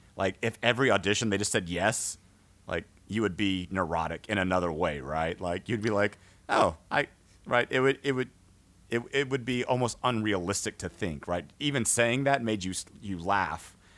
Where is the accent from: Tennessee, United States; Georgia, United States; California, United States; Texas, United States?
Texas, United States; outside of San Antonio; I grew up outside of San Antonio